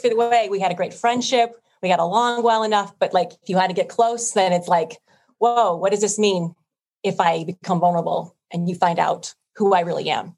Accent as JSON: {"language": "English", "region": "Illinois", "country": "United States", "tie": "born or raised there", "said": "I grew up here in Illinois"}